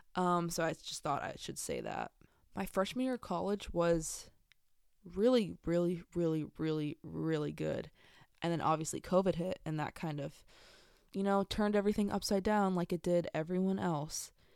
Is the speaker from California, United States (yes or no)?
yes; San Diego, California, United States; I'm from San Diego, California, born and raised.